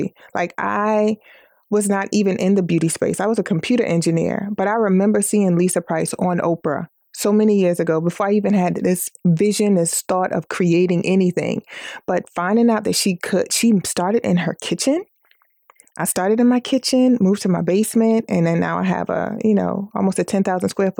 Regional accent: United States; I'm American

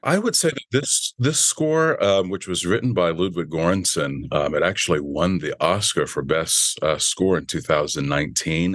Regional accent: Virginia, United States; now in Los Angeles, United States; I grew up in Virginia.

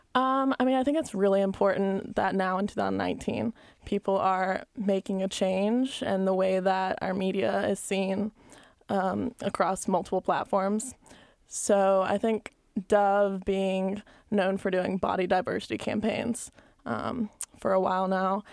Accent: Albany, Georgia, United States; also born or lived in Columbus, Georgia; growing up in Albany, Georgia

